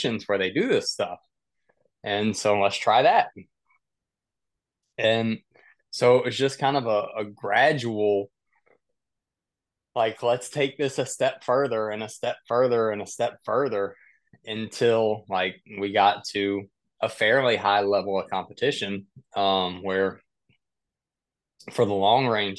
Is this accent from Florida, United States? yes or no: no; South Mississippi, United States; I grew up in the country. I grew up in South Mississippi, hunting, deer hunting and squirrel hunting.